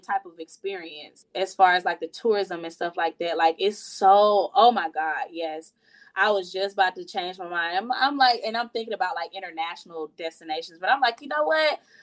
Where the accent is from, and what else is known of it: United States; moved away as an adult; also born or lived in Miami